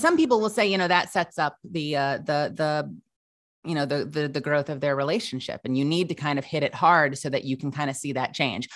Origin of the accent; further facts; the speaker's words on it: Huntington Station, New York, United States; also born or lived in Manhattan, New York; raised for the better part of my childhood out on Eastern Long Island